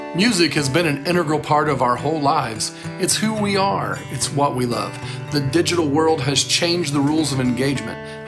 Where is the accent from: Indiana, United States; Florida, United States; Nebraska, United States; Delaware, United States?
Indiana, United States; Muncie; I grew up outside of Muncie, Indiana, which is not far from here